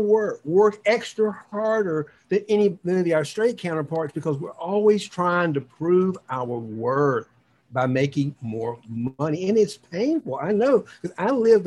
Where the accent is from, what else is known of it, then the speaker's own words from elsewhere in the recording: the South, United States; moved away; also born or lived in New York; all the bullies that I grew up with in the South, including my father